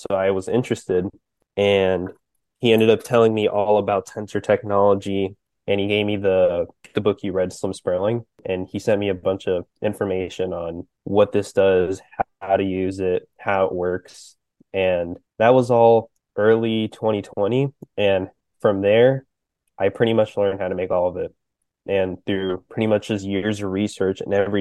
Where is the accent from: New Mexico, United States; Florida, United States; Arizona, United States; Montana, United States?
Florida, United States; I am from Florida originally